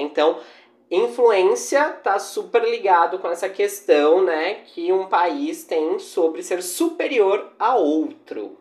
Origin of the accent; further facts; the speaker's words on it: Brazil; a nossa pitada brasileira